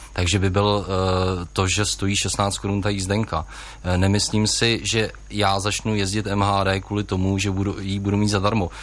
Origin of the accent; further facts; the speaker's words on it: Jihlava, Vysočina Region, Czechia; narodil jsem se a žiji v Jihlavě